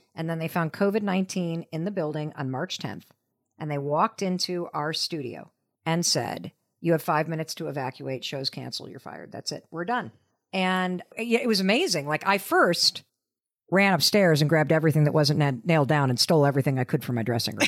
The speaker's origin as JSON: {"language": "English", "region": "Western Michigan", "country": "United States", "tie": "born or raised there", "said": "I grew up in Western Michigan"}